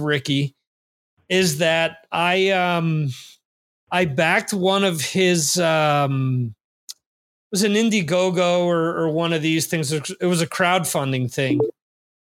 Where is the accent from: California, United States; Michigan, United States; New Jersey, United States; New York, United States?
New York, United States; New York metro area, United States; I grew up in the New York metro area